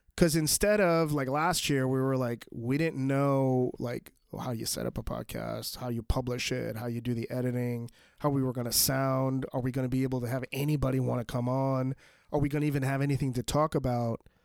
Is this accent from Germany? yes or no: no; New York, United States; my hometown, um, of New York